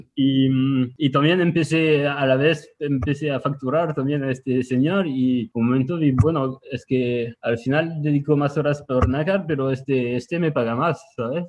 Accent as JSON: {"language": "Spanish", "town": "Tours", "region": "Centre-Val de Loire", "country": "France", "tie": "born or raised there", "also_born_or_lived": "Nantes, France", "second_language": "Spanish", "moved": "as an adult", "lives_now": "Barcelona, Spain", "said": "Yo nací en el centro de Francia, en una ciudad pequeñita que se llama Tours. Me quedé ahí hasta los 18 años"}